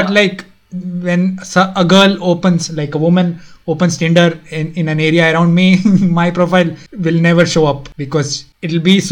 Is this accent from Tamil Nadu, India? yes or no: no; Karnataka, India; first language Konkani; English is a second language; moved away; also born or lived in Delhi; I'm from one of the southern states. So I'm from Karnataka.